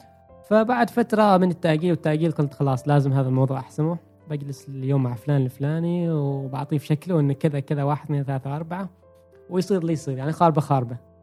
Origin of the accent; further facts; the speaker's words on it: Oman; احنا كعمانيين